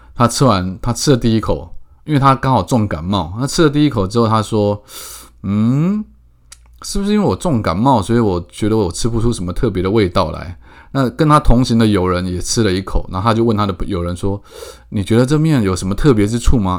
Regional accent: Keelung, Taiwan; 我家，我从小就是，我在孝山路七十九巷长大的

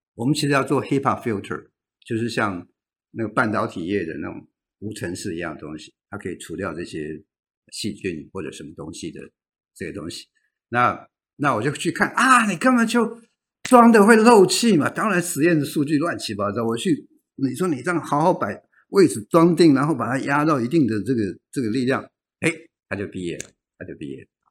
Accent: Tamsui, New Taipei, Taiwan; 我的家乡在淡水，淡水旁边有一个北投

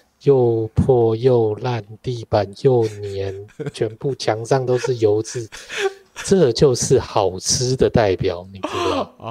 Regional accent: southern Taiwan, Taiwan; 呃，可能是因为我们是南部人，你知道，南部对面的要求是还蛮高的，这样。

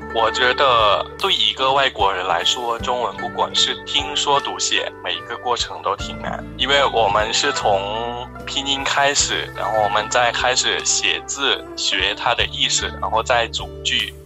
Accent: Thailand; Chinese is a second language; 我就是跟其他泰国人 自己上课

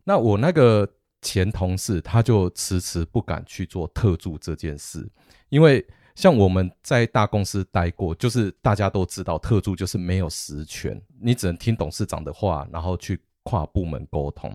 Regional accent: Taiwan; 我们台湾人

